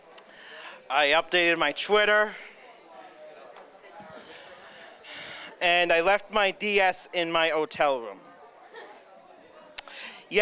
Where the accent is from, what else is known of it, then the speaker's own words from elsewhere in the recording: New York, United States; You could tell I'm a New Yorker